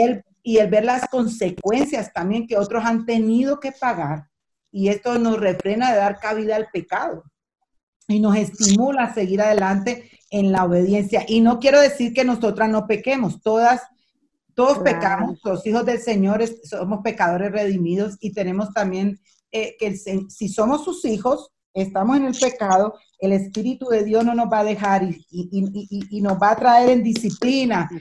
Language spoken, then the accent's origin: Spanish; Colombia; moved away as an adult; now in Dominican Republic; yo soy colombiana